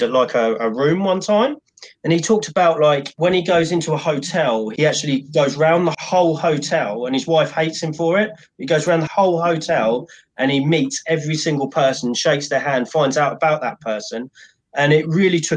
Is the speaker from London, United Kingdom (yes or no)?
no; Cambridge, East of England, United Kingdom; I grew up in Cambridge, which is like a sort of an educational